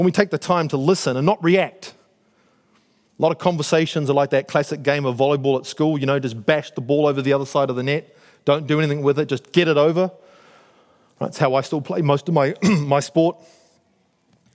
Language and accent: English; Auckland, New Zealand; moved away as an adult; also born or lived in United States / North Shore, Auckland; I grew up in South Auckland, I live here on the shore, I've moved around with the military, I've lived in the States.